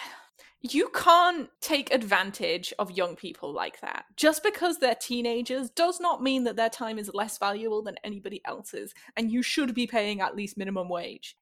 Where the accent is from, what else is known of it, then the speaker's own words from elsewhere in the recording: the north of England, United Kingdom; accent: Northern English; moved away; the north of England where I'm from.